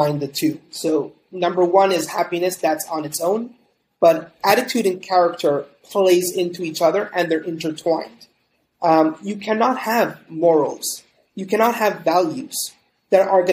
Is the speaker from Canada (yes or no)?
yes; Montreal, Quebec, Canada; moved away as an adult; I'm originally from Montreal, Canada. I grew up, born and raised over there for the first 24 years of my life